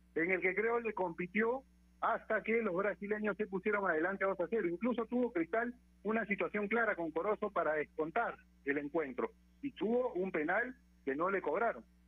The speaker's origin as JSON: {"language": "Spanish", "country": "Peru", "said": "nosotros como peruanos"}